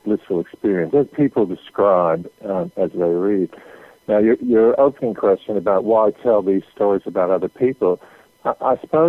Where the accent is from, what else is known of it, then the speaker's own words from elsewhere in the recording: Canada; I grew up in Canada